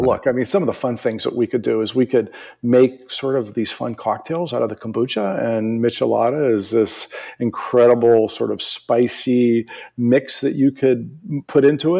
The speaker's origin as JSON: {"language": "English", "region": "East Coast", "country": "United States", "said": "You know, I'm originally from the East Coast."}